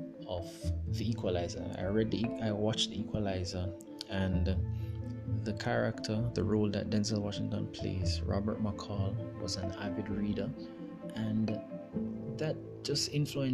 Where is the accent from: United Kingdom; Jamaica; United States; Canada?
Jamaica; I'm from Jamaica